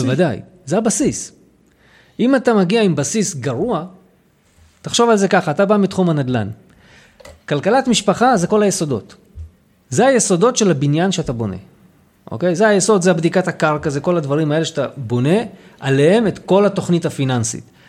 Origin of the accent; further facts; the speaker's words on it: Lod, Central District, Israel; also born or lived in Jaffa / Petah Tikva / Hod HaSharon / Ramat HaSharon; now in Afula, Israel; אני בא ממקור בלוד, זה המקור שלי